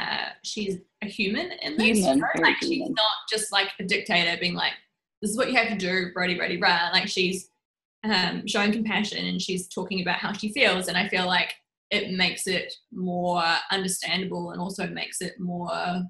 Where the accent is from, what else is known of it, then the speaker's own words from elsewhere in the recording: Rotorua, Bay of Plenty, New Zealand; moved away; Yeah, I grew up